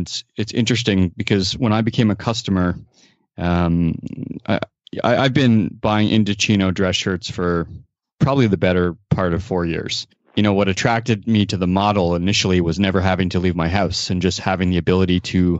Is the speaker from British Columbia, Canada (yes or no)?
no; Toronto, Ontario, Canada; moved away; We're both originally from Toronto.